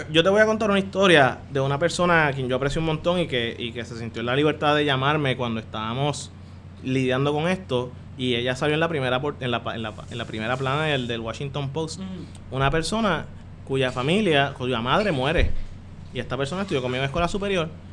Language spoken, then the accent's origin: Spanish; Caguas, Puerto Rico; moved away; also born or lived in United States; yo soy de Cagua que fue como uno de los primeros que empezó a recibir señal